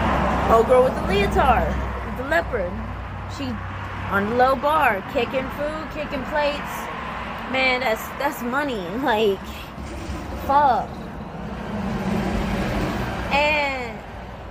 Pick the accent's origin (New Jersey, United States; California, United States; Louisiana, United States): Louisiana, United States; Southern; I'm from the South. I'm Cajun. I'm from Southern Louisiana, 3 hours outside of New Orleans